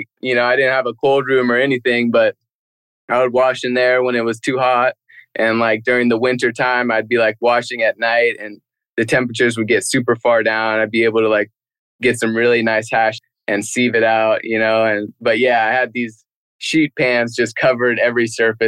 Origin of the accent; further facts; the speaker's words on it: Lake County, California, United States; took out 70% of my hometown